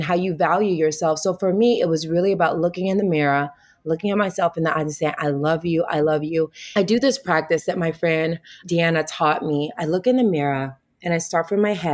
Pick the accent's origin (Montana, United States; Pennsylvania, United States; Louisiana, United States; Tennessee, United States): Tennessee, United States; moved away as an adult; also born or lived in Wichita, Kansas; now in California, United States; I'm a Southern girl. I'm from the South. I'm from Tennessee. Mm. So being raised as a Southern Baptist